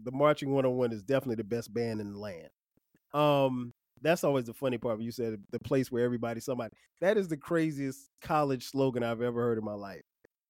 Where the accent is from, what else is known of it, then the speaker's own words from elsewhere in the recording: Florence, South Carolina, United States; also born or lived in Orangeburg, South Carolina; my hometown of Florence, South Carolina.